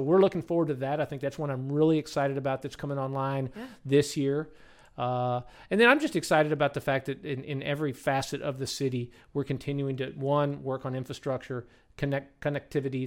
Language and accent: English; Kentucky, United States; moved away as an adult; now in Madison, United States; I come from Kentucky. Went to Murray State